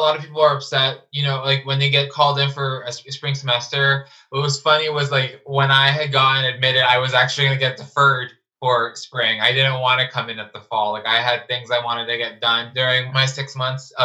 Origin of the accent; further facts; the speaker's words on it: Los Angeles, California, United States; I'm from Los Angeles